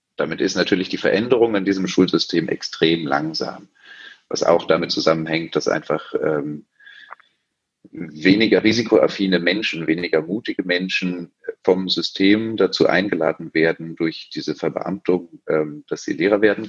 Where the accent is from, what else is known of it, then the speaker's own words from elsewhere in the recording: Berlin, Germany; gebürtiger Berliner, hier geblieben